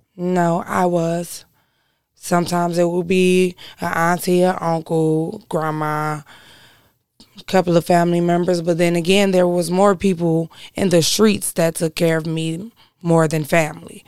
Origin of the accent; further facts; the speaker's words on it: Detroit, Michigan, United States; I was born and raised over there on Six Mile and Davidson